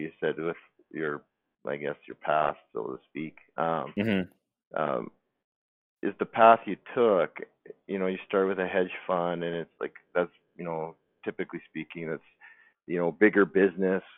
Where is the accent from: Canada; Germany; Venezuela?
Canada; Calgary, Alberta; moved away; I'm from Calgary, Alberta originally